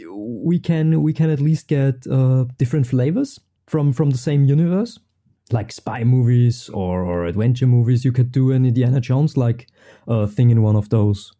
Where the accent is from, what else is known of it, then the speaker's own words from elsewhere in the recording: Austria; also born or lived in Vienna; I'm from Austria. I'm stuck behind the Alps.